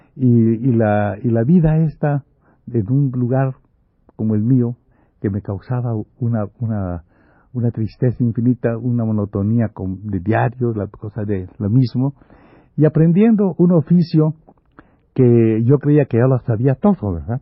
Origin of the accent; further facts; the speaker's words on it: Campeche, Mexico; also born or lived in Mérida; En este pueblo yo no hago nada porque mi familia, muy católica, no quiere que yo entre al instituto, al instituto campechano